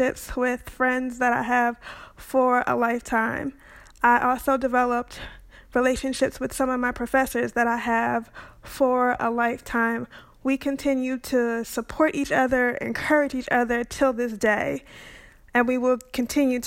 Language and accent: English; Orange, New Jersey, United States; now in Raleigh, United States; My hometown is Orange, New Jersey